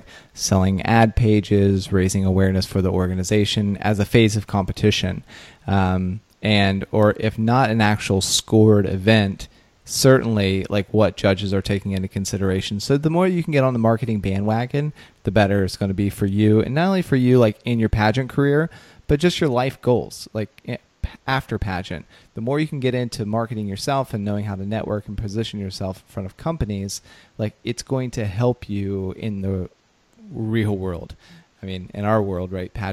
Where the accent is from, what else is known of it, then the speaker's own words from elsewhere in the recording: Ohio, United States; I'm from Ohio